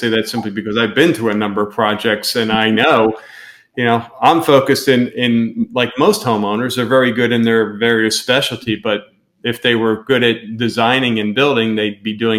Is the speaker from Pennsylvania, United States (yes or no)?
yes; Pennsylvania, United States; moved away as an adult; first things I heard when we moved down here 5 years ago is, the work ethic down here isn't like it is. We're from Pennsylvania, up north.